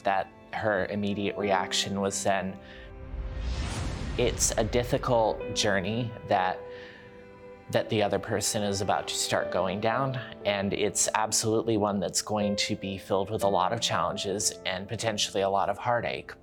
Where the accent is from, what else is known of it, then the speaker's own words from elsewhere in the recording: Virginia, United States; moved away as an adult; also born or lived in Georgia, United States; now in British Columbia, Canada; I was born and raised in Virginia, but I did live in Georgia for about 5 years before I came up here